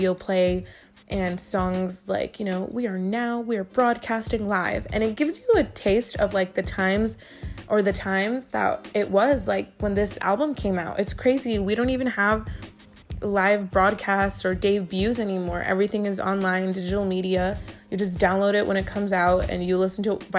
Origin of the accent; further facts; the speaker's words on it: Inland Empire, California, United States; I'm from the Inland Empire, and that's one of the area codes from around here.